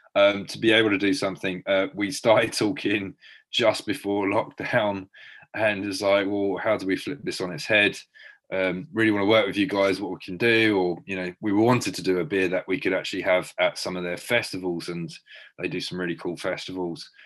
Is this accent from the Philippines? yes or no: no; Brighton, South East England, United Kingdom; when I was growing up in Brighton